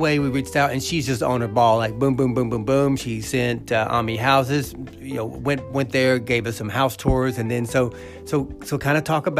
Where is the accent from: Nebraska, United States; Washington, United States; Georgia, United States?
Georgia, United States; North; I grew up in North Georgia, but I'm, you know, I'm very familiar with the city. And I'm a Georgian, you know, it's where I was born and raised.